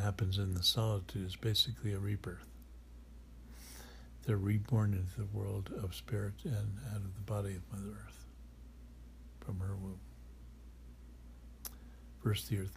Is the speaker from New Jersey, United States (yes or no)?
no; White Mountains, New Hampshire, United States; born or raised there; moved away